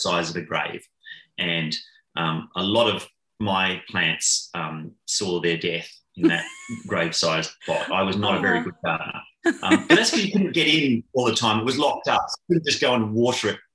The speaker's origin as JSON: {"language": "English", "town": "Canberra", "region": "Australian Capital Territory", "country": "Australia", "tie": "born or raised there", "moved": "yes", "lives_now": "Tasmania, Australia", "said": "I grew up in Canberra"}